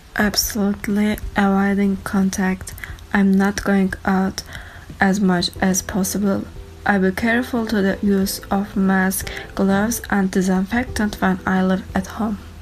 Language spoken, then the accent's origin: English; Turkey; I'm from Turkey